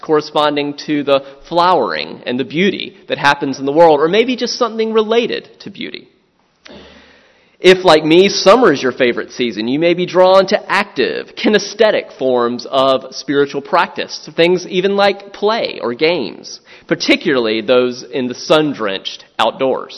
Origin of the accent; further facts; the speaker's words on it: the South, United States; moved away; I'm from the South